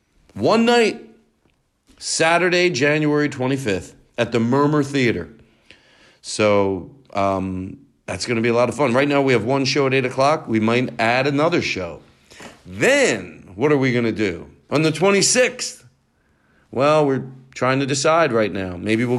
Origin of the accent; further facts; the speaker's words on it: Philadelphia, Pennsylvania, United States; moved away; I'm from Philly.